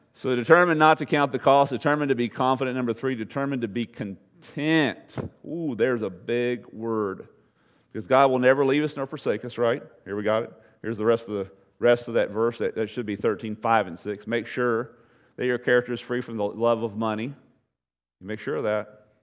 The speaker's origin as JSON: {"language": "English", "country": "United States", "said": "American Christians"}